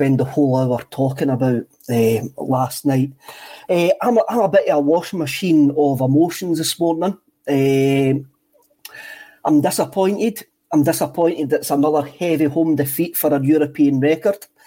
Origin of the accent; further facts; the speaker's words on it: Scotland, United Kingdom; I'm Scottish